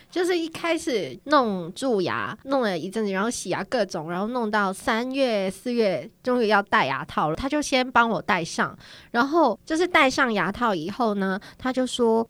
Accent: Hong Kong; Chinese is a second language; moved away as an adult; now in South Korea; 我要回香港了

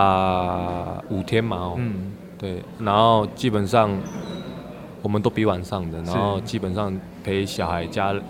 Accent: Chiayi, Taiwan; 我是嘉义人，

